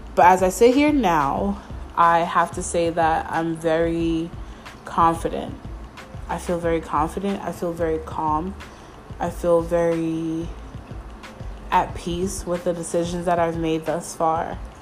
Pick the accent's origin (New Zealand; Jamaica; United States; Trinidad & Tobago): United States; Mount Vernon, New York; moved away as an adult; now in Stanford, United States; I feel like I didn't have a home in Mount Vernon, where I'm from. Like I don't have a home in my hometown